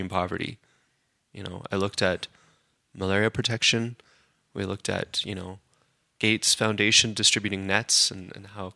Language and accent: English; Calgary, Alberta, Canada; Born and raised in Calgary